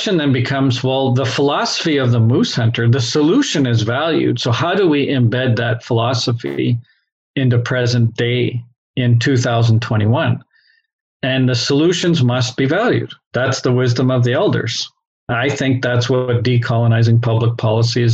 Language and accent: English; Canada; now in Treaty 1, Canada; I grew up in Treaty 3. I live in Treaty 1